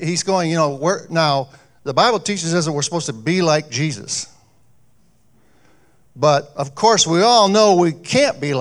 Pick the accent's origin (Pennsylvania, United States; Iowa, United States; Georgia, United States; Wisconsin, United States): Iowa, United States; Jefferson; now in Mason City, United States; back in my hometown, I grew up in Jefferson, Iowa